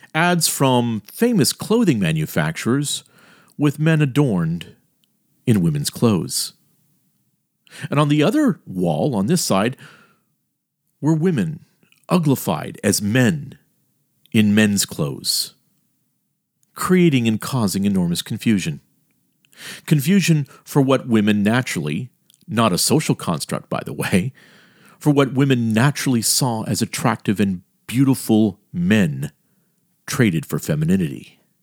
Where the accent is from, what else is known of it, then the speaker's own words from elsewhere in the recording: Miami, Florida, United States; also born or lived in Elkton, Maryland; my hometown of Miami, Miami of the late sixties and early seventies